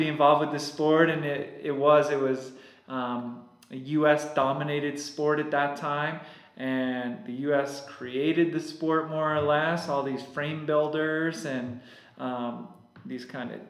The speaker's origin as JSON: {"language": "English", "area": "Hudson Valley", "region": "New York", "country": "United States", "tie": "born or raised there", "moved": "yes", "said": "And I grew up in New York and started riding bikes back in New York."}